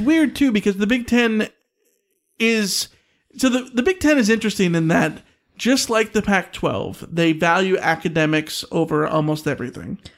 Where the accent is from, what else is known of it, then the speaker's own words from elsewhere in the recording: United Kingdom; I'm British.